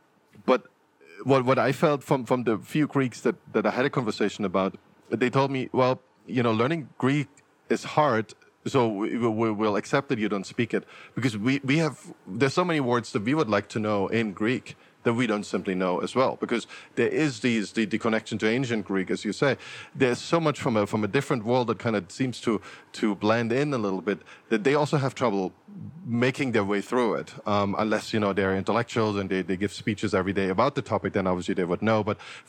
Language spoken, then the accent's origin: English; Germany; I grew up in Germany, so extreme nationalism in Germany